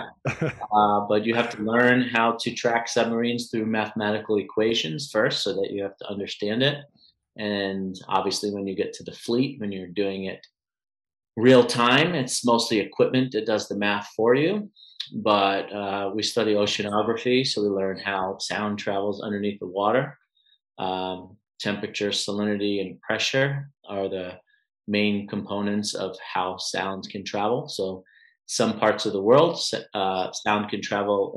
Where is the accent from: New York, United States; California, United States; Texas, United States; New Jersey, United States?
New York, United States; New York City; moved away as an adult; also born or lived in San Diego / Pensacola, Florida; now in Arizona, United States; I grew up in Queens, New York, born and raised. At the age of 20, I left New York